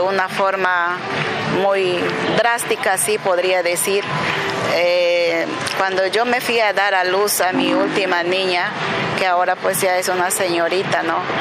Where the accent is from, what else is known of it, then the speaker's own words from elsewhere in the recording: Yurimaguas, Loreto, Peru; soy de Yurimaguas, departamento de Alto Amazonas, eh, Loreto